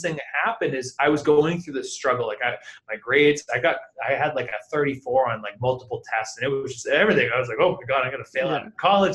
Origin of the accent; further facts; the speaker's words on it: New Hampshire, United States; also born or lived in Los Angeles; now in Dallas, United States; originally I'm from New Hampshire